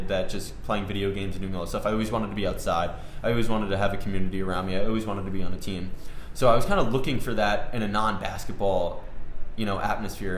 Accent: Westchester, New York, United States; I grew up in Westchester

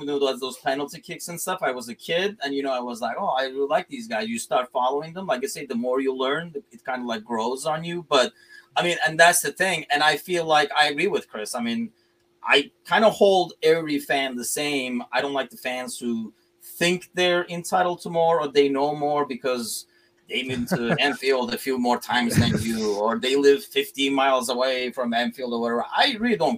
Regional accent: Turkey; moved away; I'm originally from Turkey

